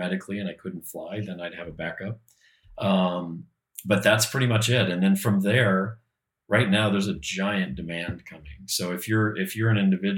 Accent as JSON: {"language": "English", "town": "Peoria", "region": "Illinois", "country": "United States", "tie": "born or raised there", "said": "I grew up in the Midwest, in Peoria, Illinois"}